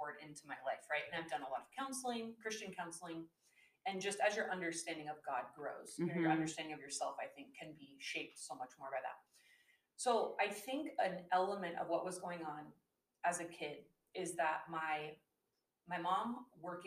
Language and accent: English; Seattle, Washington, United States; I was raised in the Seattle area